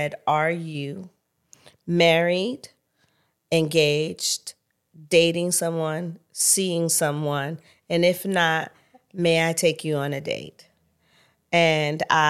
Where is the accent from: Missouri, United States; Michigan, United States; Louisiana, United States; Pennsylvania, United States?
Pennsylvania, United States; Pittsburgh; moved away; also born or lived in San Francisco; growing up in Pittsburgh, I just was a church girl